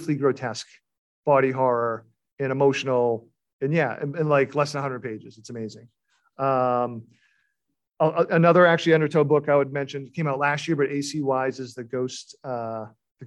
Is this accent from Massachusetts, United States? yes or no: yes; Beverly, Massachusetts, United States; the town I grew up in Beverly